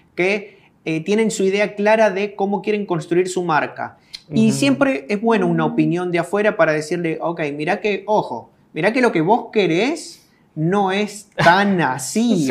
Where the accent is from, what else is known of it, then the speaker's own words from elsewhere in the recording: Argentina; moved away as an adult; now in El Salvador; vine al país en el 2006. Nací en Argentina